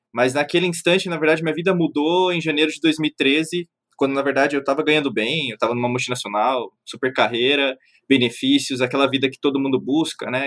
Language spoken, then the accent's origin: Portuguese; Brazil; Eu nasci no Brasil, eu sou um ocidental